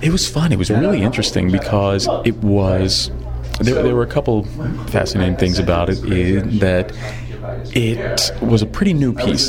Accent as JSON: {"language": "English", "town": "Philadelphia", "region": "Pennsylvania", "country": "United States", "also_born_or_lived": "New York / Chicago", "moved": "as an adult", "lives_now": "Los Angeles, United States", "said": "I'm originally from Philadelphia"}